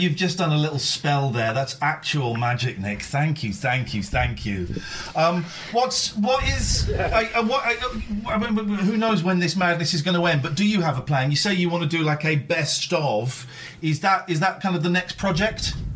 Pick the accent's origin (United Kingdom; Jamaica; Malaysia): United Kingdom; Slough, South East England; moved away as an adult; also born or lived in Farnham Common; now in Aylesbury, United Kingdom; I grew up in Slough, then I moved to Farnham Common. I'm in Aylesbury